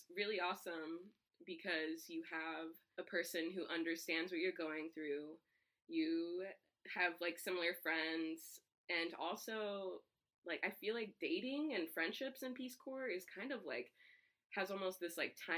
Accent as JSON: {"language": "English", "town": "San Antonio", "region": "Texas", "country": "United States", "tie": "born or raised there", "said": "I grew up in San Antonio, Texas, and that's predominantly Hispanic"}